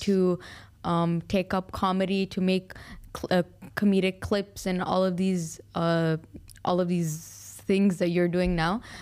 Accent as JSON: {"language": "English", "town": "Al Ain", "region": "Abu Dhabi", "country": "United Arab Emirates", "tie": "born or raised there", "said": "I was born and raised in Alain."}